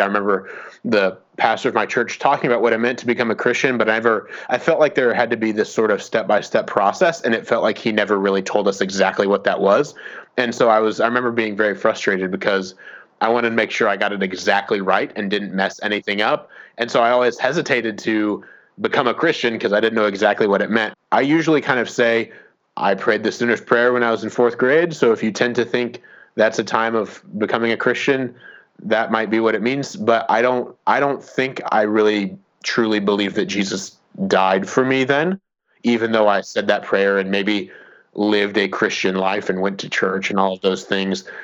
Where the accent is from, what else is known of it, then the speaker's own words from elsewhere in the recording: Fort Wayne, Indiana, United States; moved away; I grew up in in Fort Wayne, Indiana.